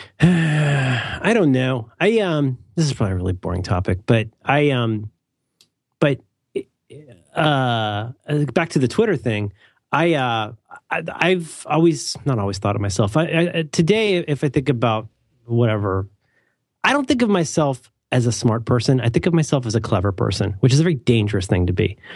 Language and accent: English; Cincinnati, Ohio, United States; I grew up in Cincinnati